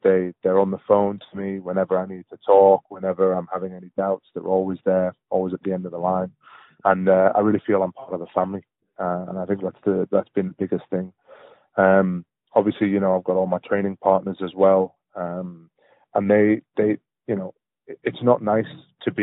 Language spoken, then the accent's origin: English; Palestine; now in United Kingdom; I'm from Palestine and most of my dad's family live in the Gaza Strip